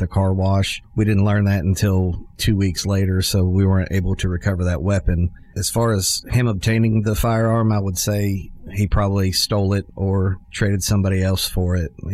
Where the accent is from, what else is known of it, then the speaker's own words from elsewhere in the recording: Nashville, Tennessee, United States; also born or lived in Pittsburgh, Pennsylvania; We moved to Middle Tennessee when I was about 6 years old. We have lived in Middle Tennessee. I grew up in Nashville